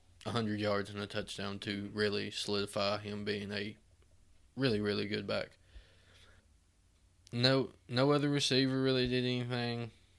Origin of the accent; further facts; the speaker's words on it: Southeast Tennessee, United States; we're from Southeast Tennessee.